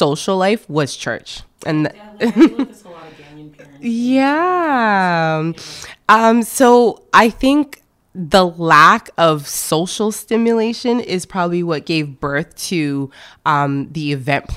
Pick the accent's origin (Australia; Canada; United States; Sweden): Canada; also born or lived in France / Montreal; I was born in France, actually. So my parents did the great migration from Ghana. So I am Ghanaian Canadian.